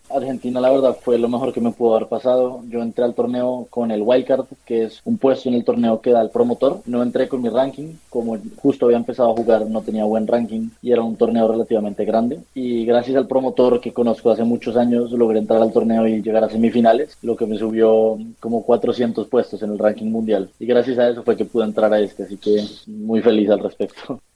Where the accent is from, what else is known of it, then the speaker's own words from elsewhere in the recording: Bogotá, Colombia; mis papás y, yo somos de Bogotá.